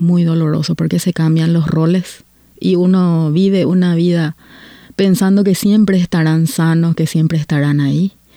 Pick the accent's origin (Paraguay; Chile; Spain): Paraguay; moved away as an adult; now in Canada; vengo de Paraguay y hace nueve años que estoy viviendo en, Canadá